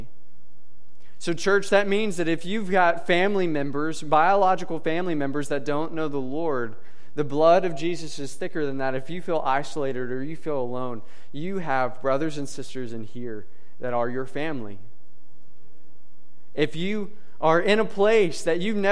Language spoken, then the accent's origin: English; Princeton, Kentucky, United States; moved away as an adult; also born or lived in Lynchburg, Virginia; I grew up in Princeton, Kentucky, which is a town about the size of Robinson, from what I understand. So I lived there for 19 years of my life